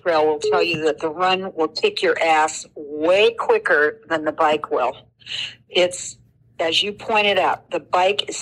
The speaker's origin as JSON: {"language": "English", "region": "California", "country": "United States", "said": "I'm from California"}